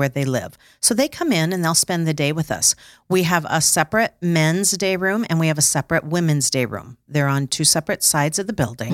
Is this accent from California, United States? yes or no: no; Sioux Falls, South Dakota, United States; I am from Sioux Falls.